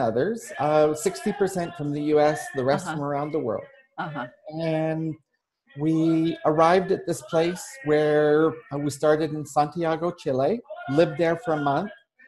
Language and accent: English; Canada; moved away as an adult; all that remains of my residence in my home country of Canada. I'm traveling and living under a Canadian passport